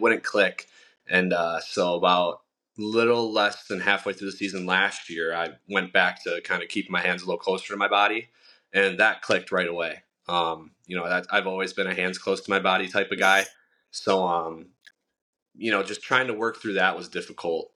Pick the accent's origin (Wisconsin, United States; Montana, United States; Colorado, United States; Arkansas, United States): Wisconsin, United States; Milwaukee; I was born and raised in Milwaukee